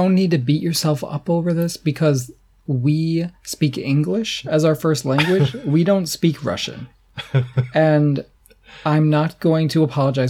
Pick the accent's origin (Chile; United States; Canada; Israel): Canada; I'm Canadian.